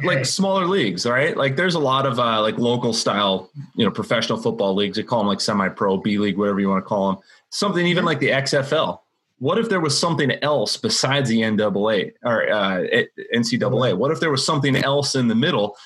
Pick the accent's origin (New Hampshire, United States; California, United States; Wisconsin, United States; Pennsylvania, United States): Wisconsin, United States; I grew up in Wisconsin, go Badgers.